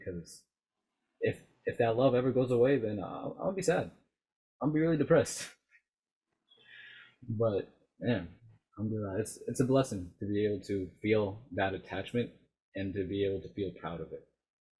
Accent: United States; Because yeah, I'm Muslim and I'm American.

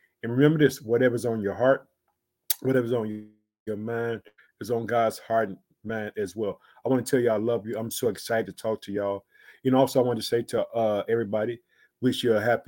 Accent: Illinois, United States; also born or lived in Chicago; the state of Illinois, which is my home state. I reside in the city of Chicago.

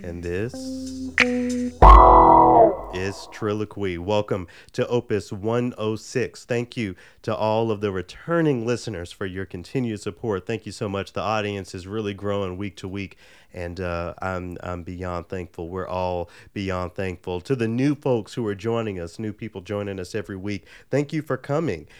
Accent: Memphis, Tennessee, United States; moved away; growing up in Memphis, the Vietnamese population was actually very large

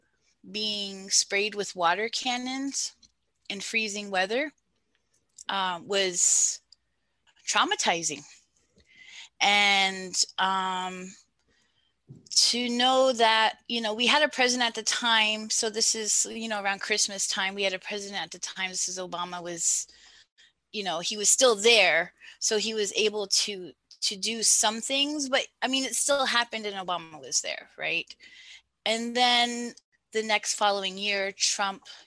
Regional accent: New Jersey, United States; moved away as an adult; also born or lived in North Dakota; now in Alaska, United States; I am originally from North Dakota by blood, but I grew up in New Jersey on Munsee Lenape land.

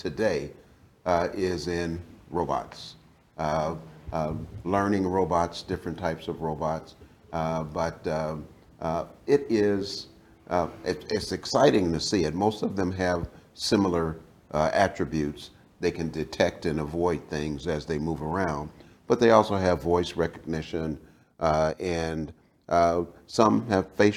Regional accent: Cincinnati, Ohio, United States; I grew up in Cincinnati, Ohio

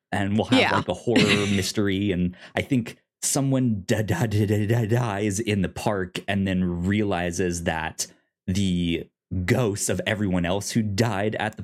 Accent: Virginia, United States; now in Oklahoma, United States; me growing up in Virginia

